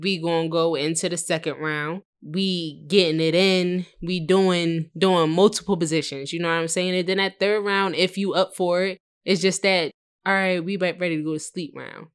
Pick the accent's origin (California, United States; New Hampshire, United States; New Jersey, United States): New Jersey, United States; moved away as an adult; also born or lived in Philadelphia, Pennsylvania; I'm from Philly, but I originated from Jersey